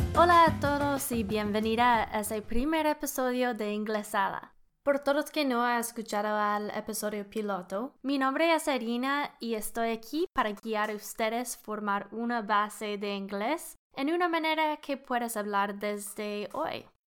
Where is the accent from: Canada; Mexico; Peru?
Canada; Spanish is a second language; I'm an engineer from Canada. soy ingeniera de Canadá. También puedo decir soy canadiense, I'm Canadian.